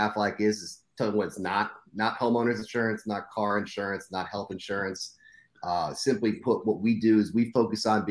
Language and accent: English; Scranton, Pennsylvania, United States; moved away as an adult; now in South Florida, United States; born and raised in Scranton, Pennsylvania, University of Scranton alumni, moved to South Florida to get out of the cold.